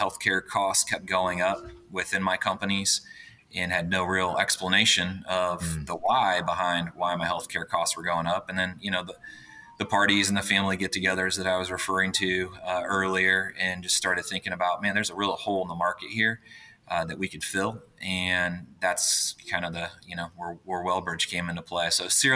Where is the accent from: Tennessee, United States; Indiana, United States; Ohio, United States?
Indiana, United States; Indianapolis; I grew up in Indianapolis, Indiana, still here in Indianapolis as well